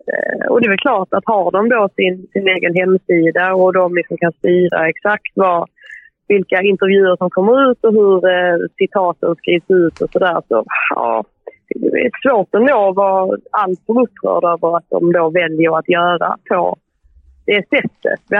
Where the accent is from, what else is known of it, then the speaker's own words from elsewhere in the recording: Sweden; moved away as an adult; now in England, United Kingdom; när man som svensk hör av sig